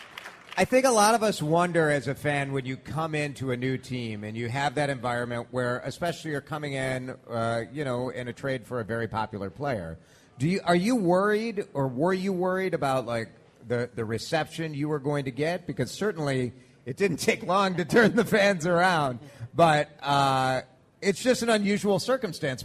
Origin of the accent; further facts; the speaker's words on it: Chicago, Illinois, United States; moved away; growing up in Chicago